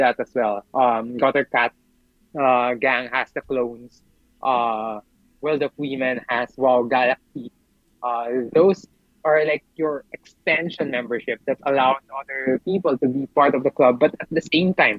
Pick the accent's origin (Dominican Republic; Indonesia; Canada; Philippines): Philippines; I'm from the Philippines